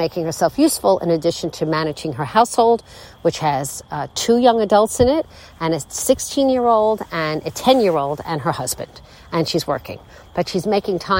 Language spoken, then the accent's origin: English; United States; I'm an American